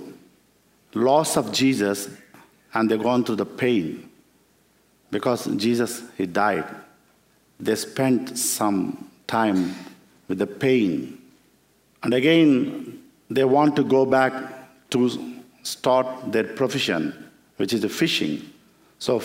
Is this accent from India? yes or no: yes; India; I come from that land where our first missionary, Apostle Thomas, who came and who killed by the Hindu people